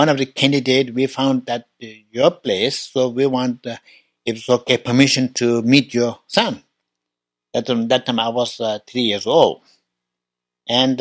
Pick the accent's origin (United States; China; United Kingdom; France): China; Tibet; I was born in Tibet 1954